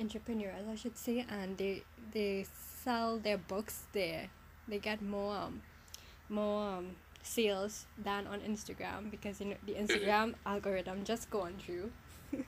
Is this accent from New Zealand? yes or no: no; South Trinidad, Trinidad & Tobago; I'm from South